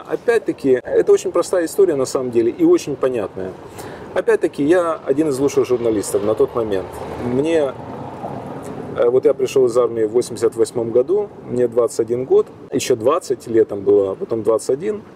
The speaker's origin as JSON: {"language": "Russian", "region": "Kyiv", "country": "Ukraine", "said": "из Киева"}